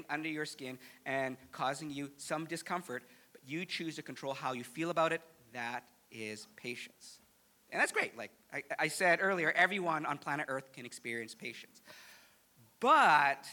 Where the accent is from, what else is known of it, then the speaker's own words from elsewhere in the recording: Canada; me, as a Canadian